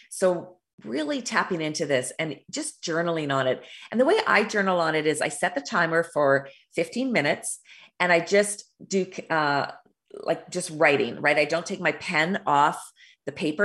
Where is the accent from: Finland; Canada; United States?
Canada; also born or lived in Alberta, Canada; I live in Alberta, Canada